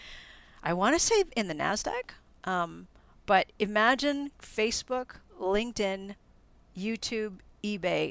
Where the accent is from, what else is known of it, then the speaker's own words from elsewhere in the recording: Philippines; moved away; I grew up in the Philippines